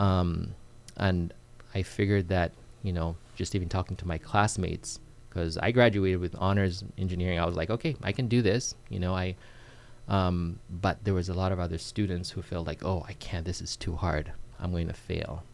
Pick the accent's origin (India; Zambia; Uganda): Uganda; moved away as an adult; now in United States; I'm originally from Uganda. Mm-hmm. I moved to the states when I was um, about 20 years old